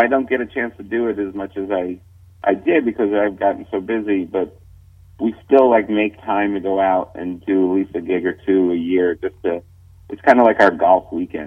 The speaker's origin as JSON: {"language": "English", "region": "New York", "country": "United States", "said": "I'm a New Yorker"}